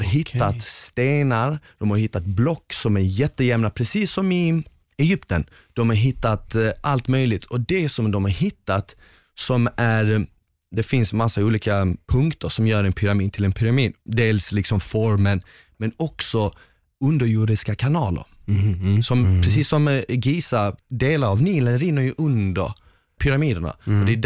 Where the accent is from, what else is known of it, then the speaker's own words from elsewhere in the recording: northern Bosnia, Bosnia & Herzegovina; now in Sweden; Exakt, jag är från norra Bosnien, det där är typ centrala Bosnien, lite längre, vi skulle kunna säga att det är som Stockholm